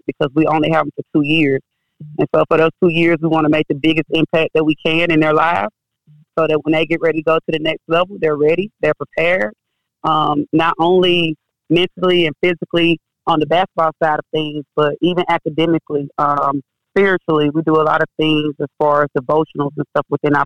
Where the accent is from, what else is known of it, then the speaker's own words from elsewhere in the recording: Oxford, Mississippi, United States; also born or lived in Memphis, Tennessee; I'm originally from Oxford, Mississippi. I was born and raised there